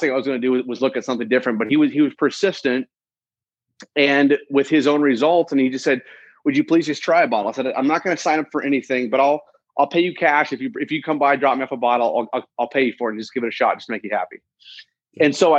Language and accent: English; Indianapolis, Indiana, United States; I'm from Indianapolis, Indiana. I'm Indiana, born and raised, just a Midwest guy.